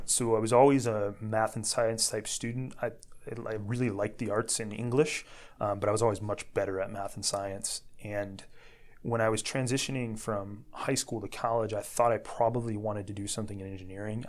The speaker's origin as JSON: {"language": "English", "town": "Dyer", "region": "Indiana", "country": "United States", "tie": "born or raised there", "moved": "as an adult", "lives_now": "Chicago, United States", "said": "I grew up in Northwest Indiana. I was born and raised in Dyer."}